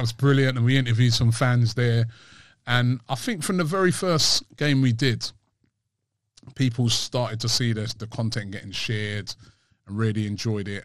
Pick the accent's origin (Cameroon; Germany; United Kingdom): United Kingdom; London; I'm from England. I was born in London